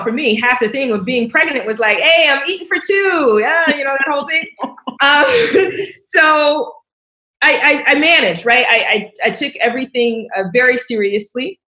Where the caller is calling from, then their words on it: Vienna, Virginia, United States; I'm dialing in from Vienna, Virginia, just outside of Washington, D.C.